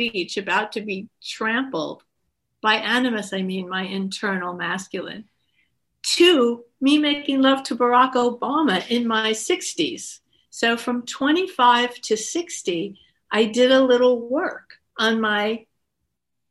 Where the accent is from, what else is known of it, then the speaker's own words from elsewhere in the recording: Woodstock, New York, United States; I grew up in Woodstock